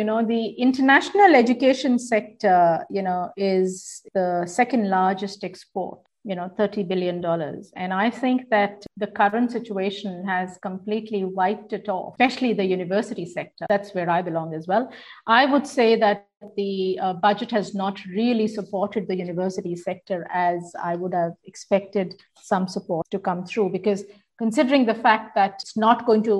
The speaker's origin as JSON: {"language": "English", "country": "Australia", "said": "I was personally taken aback because I see myself both as an Australian and as"}